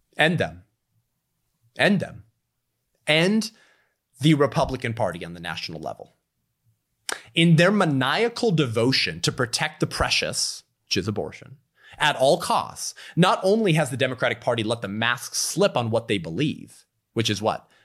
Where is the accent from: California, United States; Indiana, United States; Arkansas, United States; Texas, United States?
California, United States; my home state of California